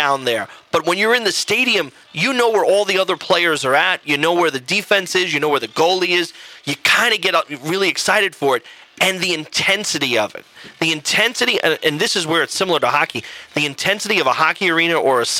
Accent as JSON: {"language": "English", "town": "New York City", "region": "New York", "country": "United States", "tie": "born or raised there", "also_born_or_lived": "Europe", "moved": "as an adult", "said": "I grew up in Queens, New York"}